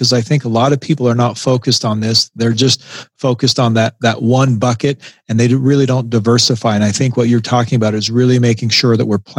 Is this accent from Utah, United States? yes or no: yes; Salt Lake City, Utah, United States; moved away as an adult; also born or lived in Knoxville, Tennessee / Enterprise, Utah; My wife and I, we grew up in Salt Lake City, and we just kind of on a whim decided we wanted to move.